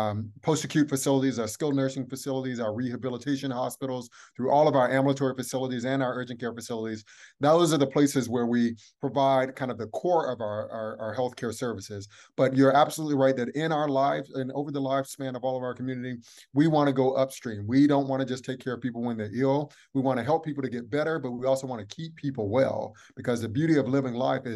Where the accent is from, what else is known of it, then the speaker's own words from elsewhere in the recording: Atlanta, Georgia, United States; I'm from Atlanta, born and raised